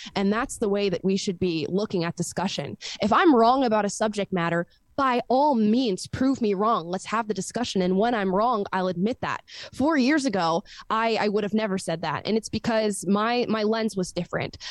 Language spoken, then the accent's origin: English; Florida, United States; I was born and raised in Florida